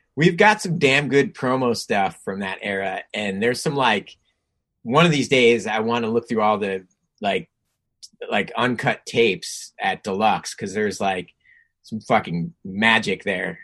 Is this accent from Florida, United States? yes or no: no; New Jersey, United States; moved away; also born or lived in California; growing up in Jersey